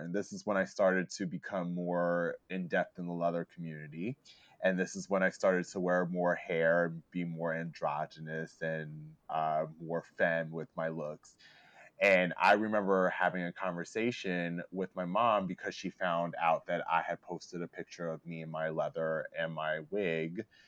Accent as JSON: {"language": "English", "town": "Lancaster", "region": "Pennsylvania", "country": "United States", "tie": "born or raised there", "said": "my hometown of Lancaster"}